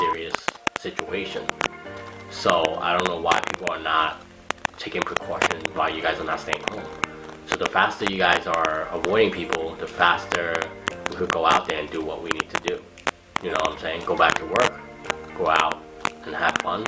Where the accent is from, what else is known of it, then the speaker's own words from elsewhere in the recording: United States; we were raised and born here. I consider myself as American